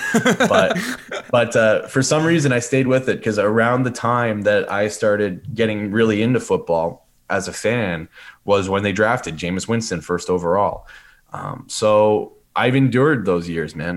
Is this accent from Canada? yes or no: yes; Sudbury, Ontario, Canada; moved away as an adult; I was a guy from Sudbury